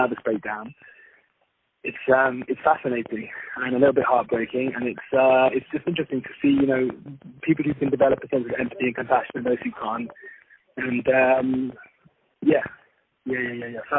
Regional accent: London, United Kingdom; now in Israel; Southeast London where I grew up

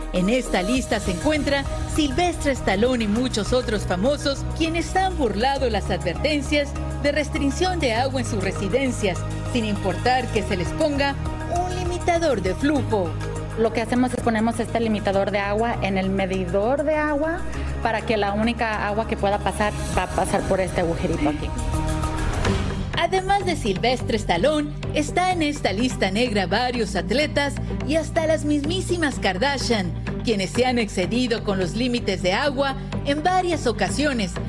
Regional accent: Mexico

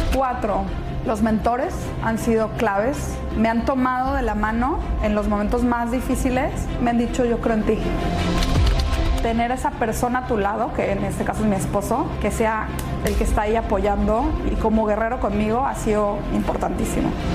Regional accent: Mexico; now in Miami, United States; como decimos en México

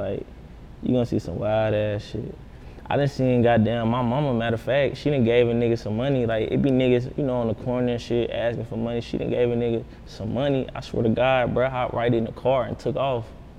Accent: Huntsville, Alabama, United States; But now I'm from Bama, Huntsville, to be exact.

